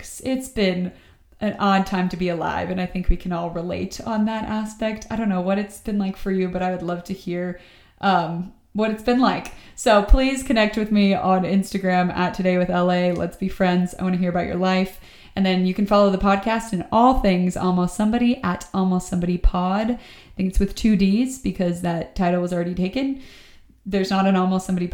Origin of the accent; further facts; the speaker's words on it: Atlanta, Georgia, United States; moved away as an adult; now in Austin, United States; I'm from Atlanta, Georgia. I moved out here during the global pandemic for a job.